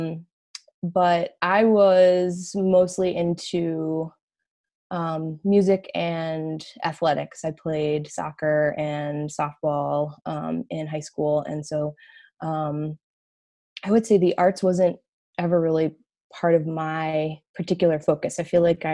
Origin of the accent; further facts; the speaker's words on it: Cleveland, Ohio, United States; moved away as an adult; now in Massachusetts, United States; I grew up in a western suburb of Cleveland.